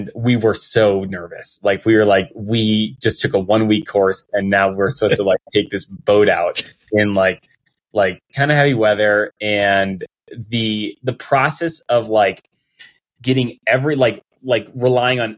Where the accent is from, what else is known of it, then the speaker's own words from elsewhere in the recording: Colorado, United States; growing up in Colorado and not really being near the ocean at all